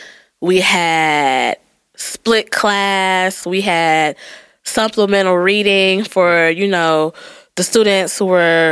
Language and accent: English; United States; I grew up in the Linwood area. So, you know, historically Black area.